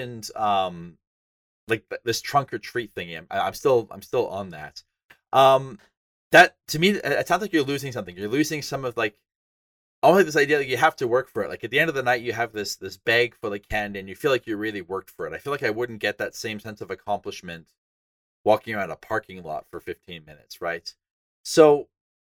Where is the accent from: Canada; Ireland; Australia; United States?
Canada; northern Alberta; I'm from Canada. And northern Alberta was really, really cold.